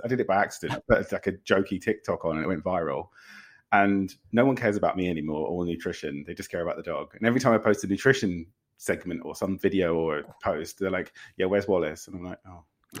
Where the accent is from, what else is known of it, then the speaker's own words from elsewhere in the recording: Windsor, South East England, United Kingdom; now in London, United Kingdom; No, I'm originally from Windsor.